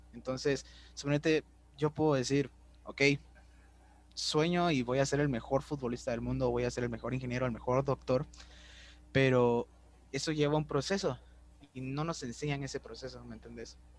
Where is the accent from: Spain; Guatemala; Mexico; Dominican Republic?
Guatemala; nos impide soñar como, como guatemaltecos